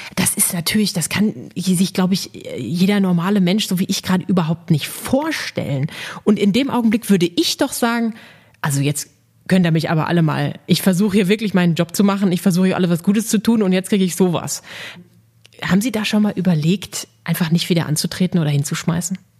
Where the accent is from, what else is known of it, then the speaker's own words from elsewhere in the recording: Dortmund, North Rhine-Westphalia, Germany; Ich bin gebürtige Dortmunderin